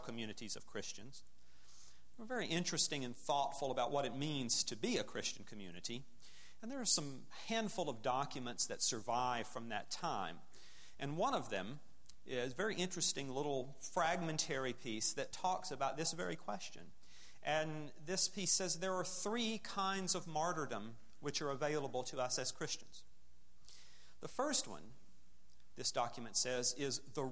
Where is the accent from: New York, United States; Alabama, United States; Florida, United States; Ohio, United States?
Alabama, United States; also born or lived in northern Midwest; now in Wheaton, United States; I grew up in Alabama